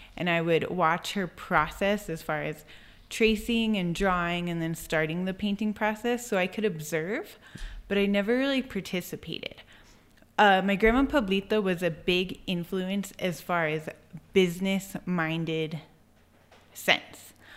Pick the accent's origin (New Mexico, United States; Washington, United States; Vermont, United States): New Mexico, United States; Albuquerque; also born or lived in Santa Clara Pueblo; I was born in Albuquerque. I grew up in Albuquerque. I lived there until two thousand nine, until I was about twenty-two.